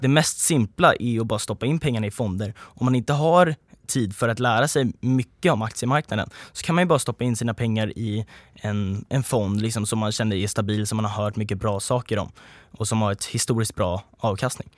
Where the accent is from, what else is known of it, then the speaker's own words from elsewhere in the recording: Sweden; som liksom svenskar